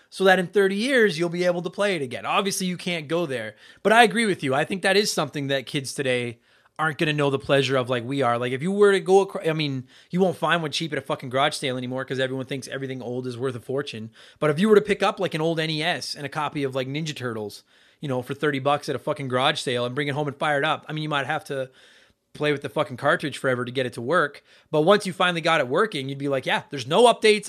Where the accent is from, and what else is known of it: Canada; also born or lived in Edmonton, Alberta